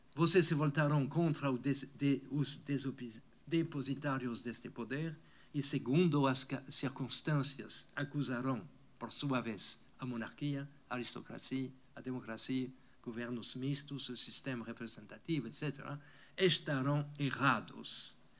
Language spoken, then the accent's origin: Portuguese; France; Portuguese is a second language; moved away as an adult; also born or lived in Brazil; now in California, United States; a França, onde eu nasci